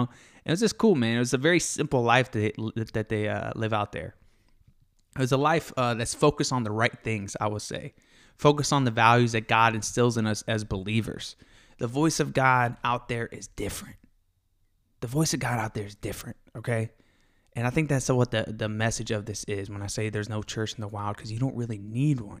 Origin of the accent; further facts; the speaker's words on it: Florida, United States; also born or lived in Fort Lauderdale, Florida / Valrico, Florida / Brandon, Florida; now in Texas, United States; I grew up in Florida, uh, Fort Lauderdale, and an overpopulated city near Tampa called Valrico in Brandon, Florida.